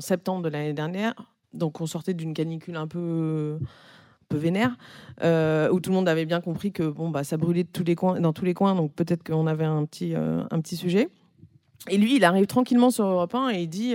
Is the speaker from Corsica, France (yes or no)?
yes; Corsica, France; now in Paris, France; chez moi, en Corse